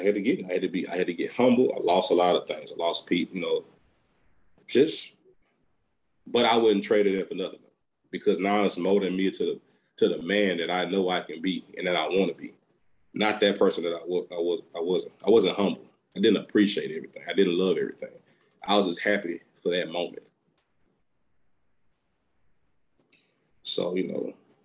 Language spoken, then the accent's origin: English; Baton Rouge, Louisiana, United States; I'm from Baton Rouge